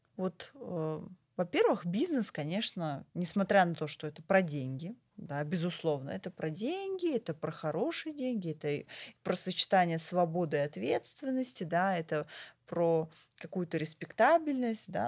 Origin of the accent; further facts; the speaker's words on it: Moscow, Russia; я вообще москвичка, да, коренная москвичка, я родилась в Москве, я училась в Москве, я никуда отсюда не уезжала